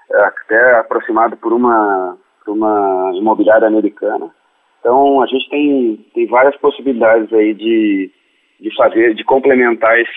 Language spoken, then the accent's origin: Portuguese; Porto Alegre, Rio Grande do Sul, Brazil; born there; Não, eu, eu, eu nasci em Porto Alegre, né? Uh, me formei em engenharia na, na, na federal aí.